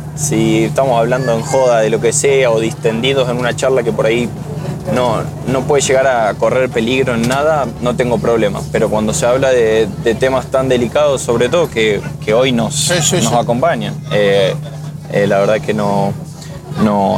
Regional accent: Armstrong, Santa Fe, Argentina; mi pueblo, en Armstrong, hay una escuela de, tenis adaptado que, lleva mi nombre

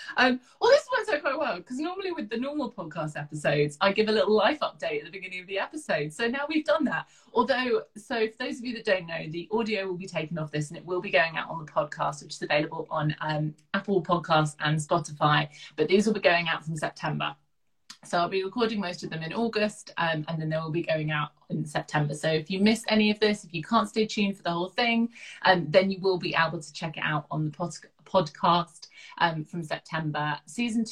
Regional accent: southern England, United Kingdom; accent: very southern; my accent's very southern, although some of the up north side of the family say my accent's very Downton

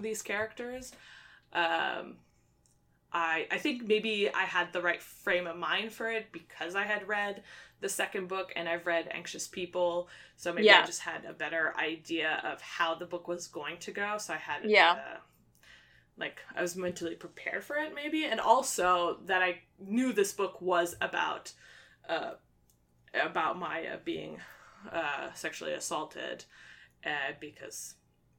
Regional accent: Canada; the Canadian me

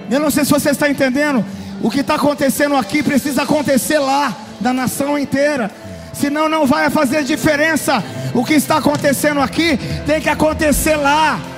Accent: Florida, United States; nós que somos da Flórida quando passa eu quero dizer que nós estamos exatamente no olho do furacão

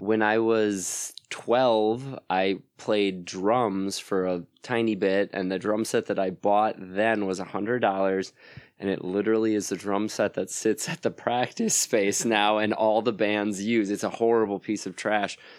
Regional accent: Plymouth, Wisconsin, United States; moved away as an adult; now in Madison, United States; I'm from, uh, Plymouth, Wisconsin originally, so that's near Sheboygan

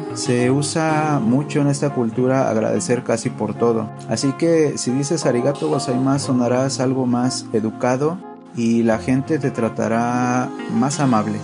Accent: Mexico; first language Spanish; now in Japan; Yo soy de México

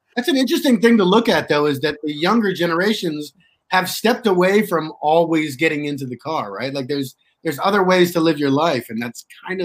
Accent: Washington, District of Columbia, United States; moved away as an adult; now in Los Angeles, United States; I was actually from D.C., Washington, D.C.

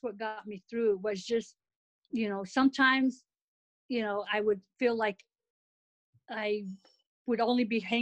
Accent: Winslow, Arizona, United States; also born or lived in Germany; I'm from Winslow, Arizona, and the nearest college was Northern Arizona University

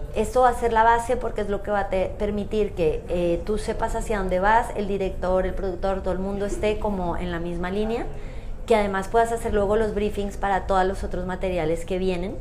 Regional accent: Colombia; moved away; yo soy de Colombia

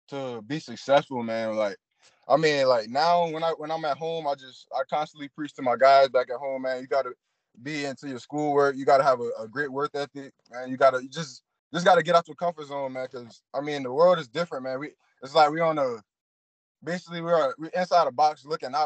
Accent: Beaufort, South Carolina, United States; moved away as an adult; also born or lived in Spartanburg, South Carolina / Dodge City, Kansas; I'm actually from Beaufort, South Carolina

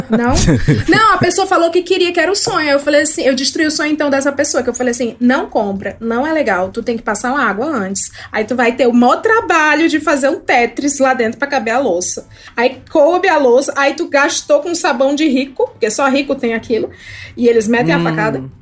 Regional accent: Ceará, Brazil; now in São Paulo, Brazil; eu sou do Ceará

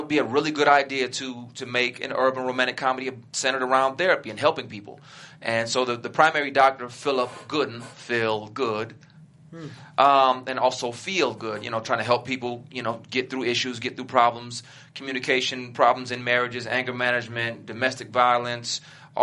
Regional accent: Flint, Michigan, United States; also born or lived in Detroit, Michigan; Born in Detroit, grew up in Flint. I love my hometown.

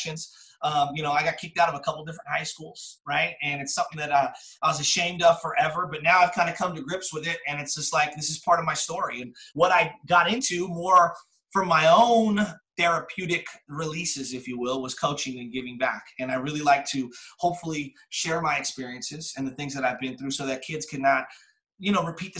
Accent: San Francisco, California, United States; I grew up in the Excelsior. My dad grew up in St. Mary's Park. My mom grew up in the Sunset. I'm a fifth generation San Franciscan

